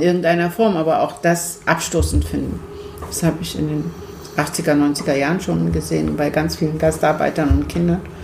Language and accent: German; Turkey; now in Germany; Wir kommen aus der Türkei